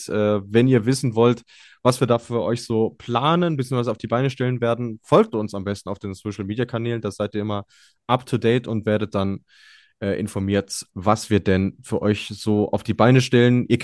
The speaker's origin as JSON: {"language": "German", "region": "North Rhine-Westphalia", "country": "Germany", "said": "wie sagt man so salopp bei uns in Ostwestfalen, darfst gerne wiederkommen."}